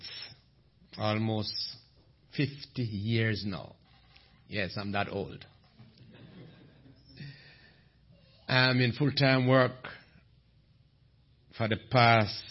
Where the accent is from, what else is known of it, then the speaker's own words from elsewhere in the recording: Jamaica; I'm from Jamaica, the land where Usain Bolt come from.